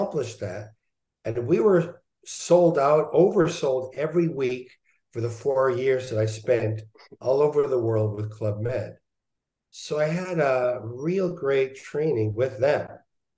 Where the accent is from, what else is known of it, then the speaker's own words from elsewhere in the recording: Montreal, Quebec, Canada; I was born in Montreal